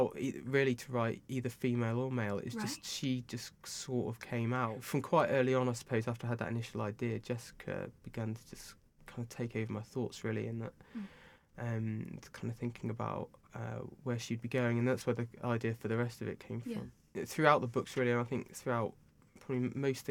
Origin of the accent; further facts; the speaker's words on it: Bath, South West England, United Kingdom; Bath, my hometown, which is very nice down here